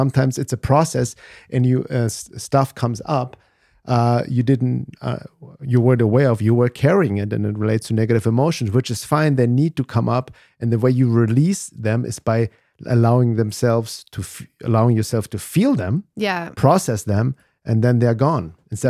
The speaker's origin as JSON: {"language": "English", "country": "Germany", "also_born_or_lived": "Los Angeles", "second_language": "English", "moved": "as an adult", "said": "obviously I'm from Germany. I came to the US in 1994 to Los Angeles to study drums and percussion. So I was kind of lost there as a little German kid there in his early 20s"}